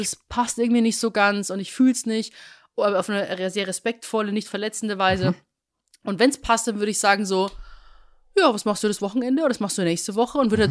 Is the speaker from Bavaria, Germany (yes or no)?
yes; Rosenheim, Bavaria, Germany; moved away; in meiner Heimatstadt Rosenheim